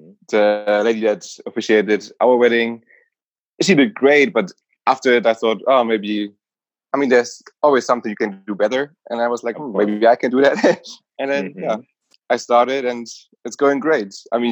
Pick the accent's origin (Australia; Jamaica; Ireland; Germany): Germany; also born or lived in Nuremberg; I'm from Germany. I grew up in a little village and then later moved to Nuremberg